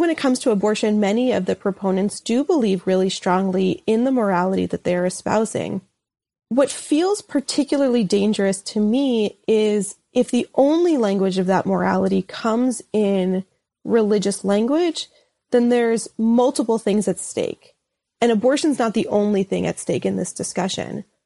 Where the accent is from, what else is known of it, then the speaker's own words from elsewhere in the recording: New York City, New York, United States; moved away as an adult; now in St. Louis, United States; in the community in particular that I was from in Brooklyn.